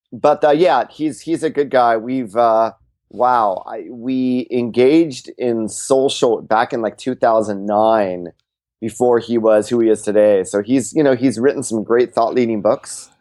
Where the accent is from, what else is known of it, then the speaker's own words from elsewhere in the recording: California, United States; I'm from California